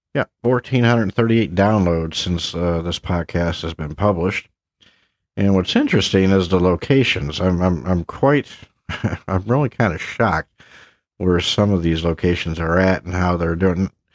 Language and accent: English; Havelock, North Carolina, United States; my hometown, if you will, of Havelock, North Carolina